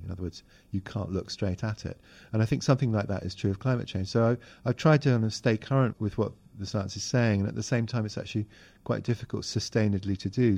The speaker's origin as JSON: {"language": "English", "country": "Hong Kong", "tie": "born or raised there", "moved": "yes", "said": "I grew up in Hong Kong"}